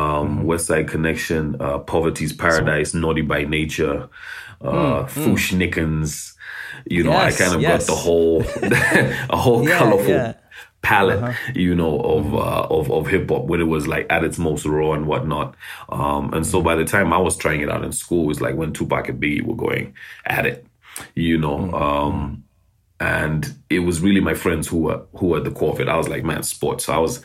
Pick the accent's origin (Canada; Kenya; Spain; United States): Kenya; Nairobi; born there; Yeah, so I was born in Nairobi. During the Civil War in Uganda.